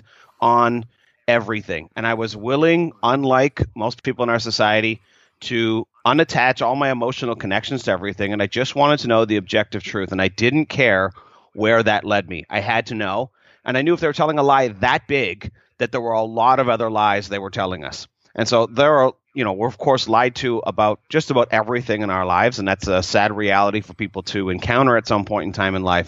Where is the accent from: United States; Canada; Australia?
Canada; I'm from Canada originally